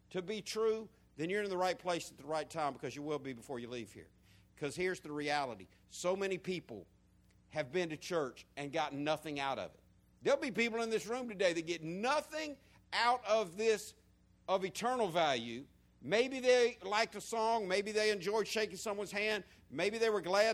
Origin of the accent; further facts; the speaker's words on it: the South, United States; accent: country, southern; beyond my country accent, beyond my humor, behind my southernisms